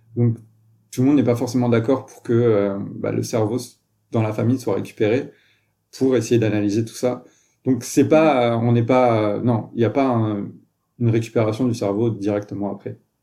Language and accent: French; France; moved away as an adult; also born or lived in Toulouse, France; now in Montreal, Canada; je suis un Français, je suis arrivé au Québec et à Montréal il y a, il plus de 5 ans